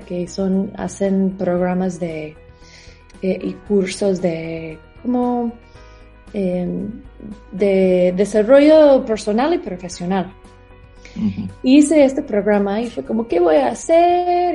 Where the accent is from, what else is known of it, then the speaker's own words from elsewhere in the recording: Atlanta, Georgia, United States; Spanish is a second language; moved away as an adult; now in Mexico; yo crecí en Estados Unidos.